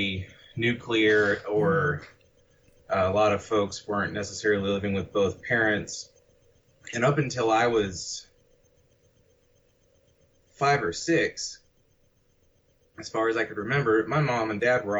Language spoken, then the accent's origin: English; Northern Virginia, United States; also born or lived in Leesburg, Virginia; I grew up in Northern Virginia.